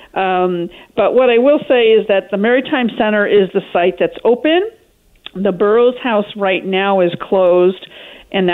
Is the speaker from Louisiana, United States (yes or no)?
no; Portland, Oregon, United States; also born or lived in Northern California; now in Newport, United States; I grew up in Portland, went to OSU for both degrees